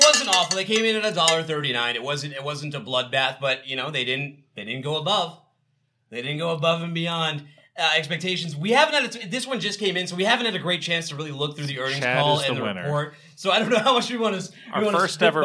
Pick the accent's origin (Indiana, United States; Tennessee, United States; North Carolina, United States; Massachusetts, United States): Massachusetts, United States; Boston; moved away; also born or lived in the South (Chattanooga area); I'm from Boston